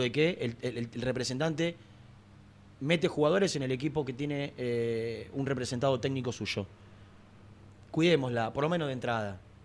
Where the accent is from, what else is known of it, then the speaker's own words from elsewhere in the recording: Gerli, Buenos Aires Province, Argentina; yo no soy de aquí, soy del barrio de Herli, soy del porvenir